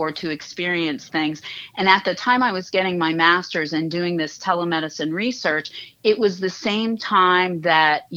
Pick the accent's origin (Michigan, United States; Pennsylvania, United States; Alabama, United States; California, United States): Pennsylvania, United States; Uniontown; moved away as an adult; also born or lived in Bethesda, Maryland; I grew up in Western Pennsylvania, just outside of Uniontown